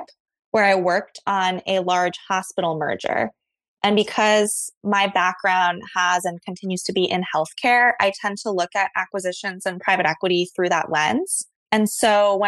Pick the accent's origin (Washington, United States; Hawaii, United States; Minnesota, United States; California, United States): Hawaii, United States; moved away as an adult; also born or lived in Ohio; I was born and raised in Hawaii. I graduated from high school there and went to Ohio State